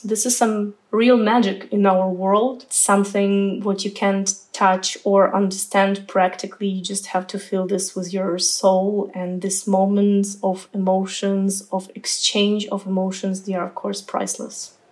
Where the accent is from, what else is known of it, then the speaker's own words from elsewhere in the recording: Ukraine; moved away as an adult; also born or lived in Lviv, Ukraine / Weimar, Germany; now in Germany; I came from Ukraine. Now I'm living in Germany